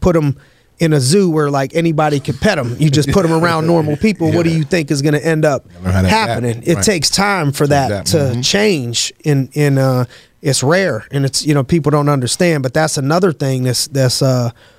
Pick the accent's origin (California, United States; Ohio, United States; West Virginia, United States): Ohio, United States; Youngstown; now in Pittsburgh, United States; I'm not from originally Pittsburgh. I'm from Youngstown.